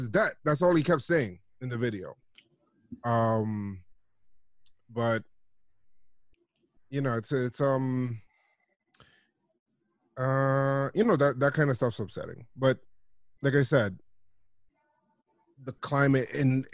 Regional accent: New York City, New York, United States; I'm from the Bronx. Always lived here by the Bronx

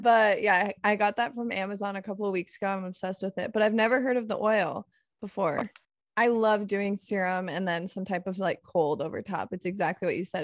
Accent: Arizona, United States; now in California, United States; I'm from Arizona.

